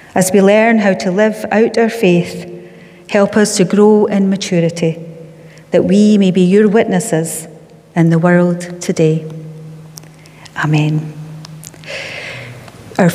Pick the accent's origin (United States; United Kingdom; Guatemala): United Kingdom; Scotland; I'm from Slemanen and lived there all of my life.